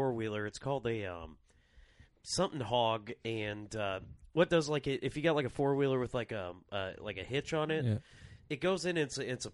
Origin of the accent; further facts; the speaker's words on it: Rock Island, Illinois, United States; I grew up in Rock Island